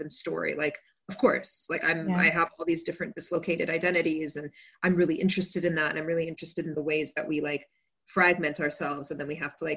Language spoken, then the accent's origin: English; Kuwait; moved away; also born or lived in United States; then we went back to Kuwait